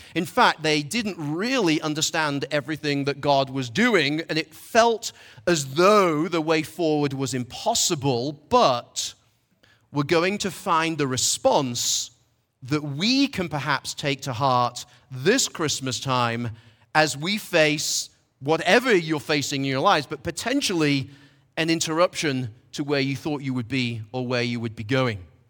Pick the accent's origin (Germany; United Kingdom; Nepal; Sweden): United Kingdom; Manchester, North West England; now in Asheville, United States; I'm from Manchester, England